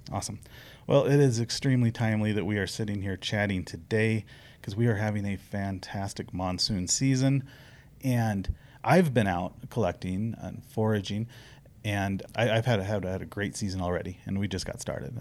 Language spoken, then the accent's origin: English; the Ozarks, United States; now in Arizona, United States; Where I grew up in the Ozarks